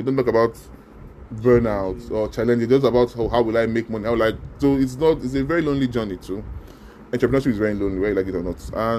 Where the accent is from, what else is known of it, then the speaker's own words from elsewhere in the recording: Nigeria; because as a Nigerian, you are already at a disadvantage, because we're one of the most corrupt countries in the world